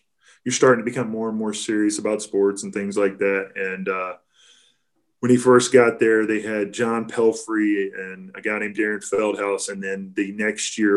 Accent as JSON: {"language": "English", "region": "Kentucky", "country": "United States", "tie": "born or raised there", "said": "growing up in Kentucky"}